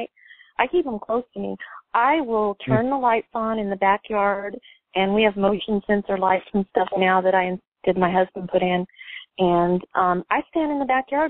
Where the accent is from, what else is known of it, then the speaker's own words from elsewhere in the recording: Phoenix, Arizona, United States; I'm from Arizona, okay? So I grew up in Phoenix